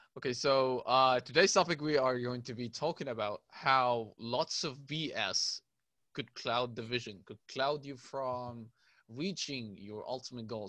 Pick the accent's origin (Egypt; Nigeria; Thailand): Egypt; Cairo, Cairo Governorate; I'm from Cairo, Egypt